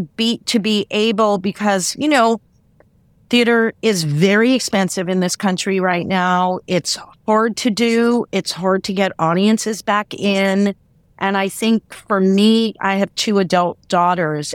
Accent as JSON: {"language": "English", "region": "New York", "country": "United States", "tie": "born or raised there", "said": "I grew up in New York"}